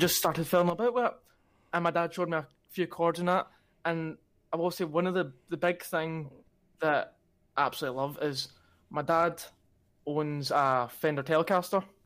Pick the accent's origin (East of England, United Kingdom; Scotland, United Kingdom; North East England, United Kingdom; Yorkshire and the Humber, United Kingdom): Scotland, United Kingdom; Glasgow; I come from Glasgow